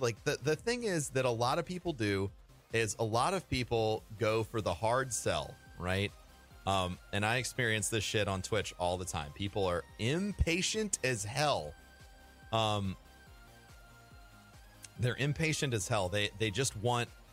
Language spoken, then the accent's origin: English; St. Louis, Missouri, United States; moved away; I'm originally from St. Louis